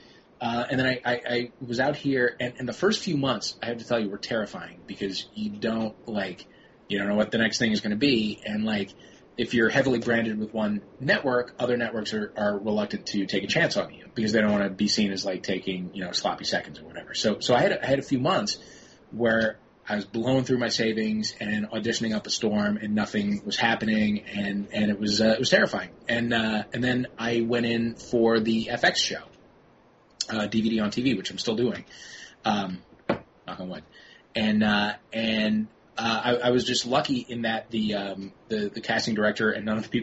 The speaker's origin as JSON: {"language": "English", "town": "St. Louis", "region": "Missouri", "country": "United States", "tie": "born or raised there", "also_born_or_lived": "New York", "moved": "yes", "said": "I was born in New York, and raised in St. Louis with my brothers"}